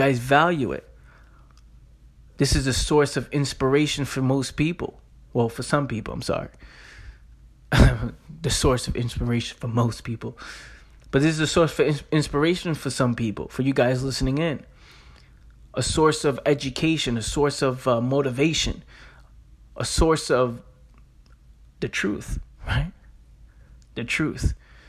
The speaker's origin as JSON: {"language": "English", "town": "Bronx", "region": "New York", "country": "United States", "tie": "born or raised there", "said": "Growing up in the Bronx, New York, growing up in the hood, right? People dying up the block, people selling drugs"}